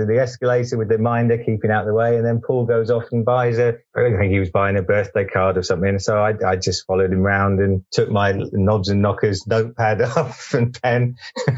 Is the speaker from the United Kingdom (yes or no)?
yes; Southampton, South East England, United Kingdom; accent: slight West Country lilt; I grew up in Southampton